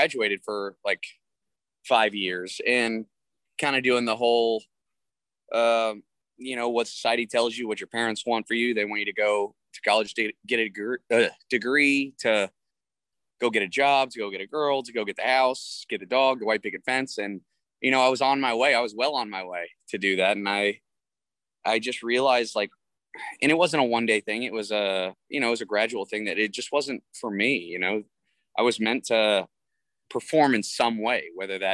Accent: Texas, United States; I'm from the South. I'm a Texas boy and, you know, we're kind of raised old school

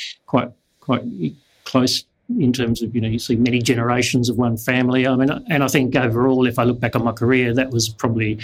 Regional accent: Kalgoorlie, Western Australia, Australia; also born or lived in Kent, England; now in Perth, Australia; We came from Kent in England, and went straight from Kent in England to Kalgoorlie

